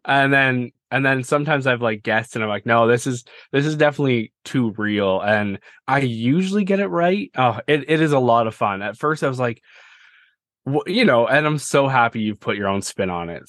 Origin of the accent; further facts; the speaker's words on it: Canada; I'm Canadian